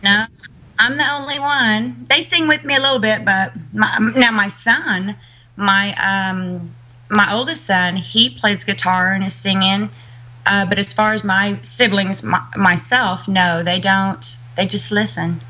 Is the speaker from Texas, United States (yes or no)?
yes; Uvalde, Texas, United States; I'm a Texan